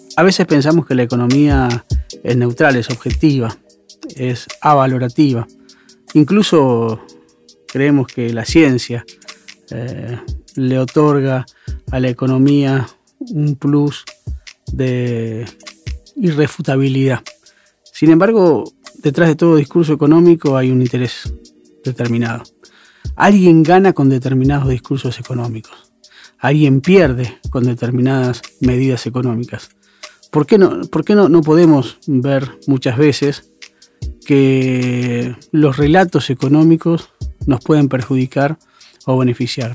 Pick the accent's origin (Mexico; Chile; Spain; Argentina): Argentina; como argentinos y como argentinas